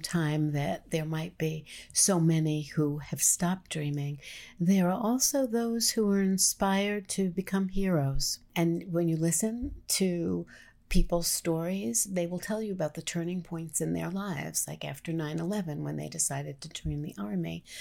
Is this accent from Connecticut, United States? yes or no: no; New York City, New York, United States; as a New Yorker present, um, in New York during nine eleven